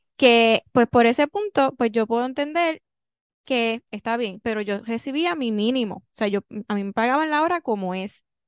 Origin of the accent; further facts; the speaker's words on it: Puerto Rico; soy puertorriqueña